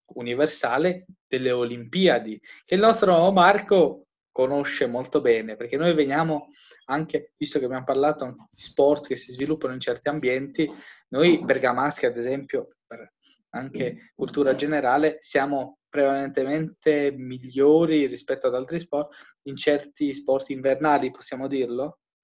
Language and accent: Italian; Albania; moved away; io che vengo dall'Albania